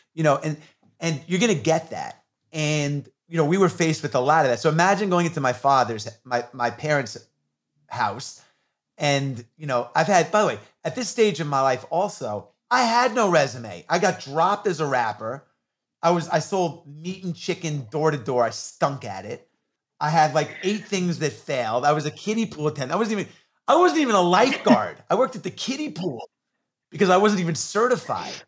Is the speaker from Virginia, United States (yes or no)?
no; New York, United States; I grew up in New York in the 80s when hip hop was coming on the scene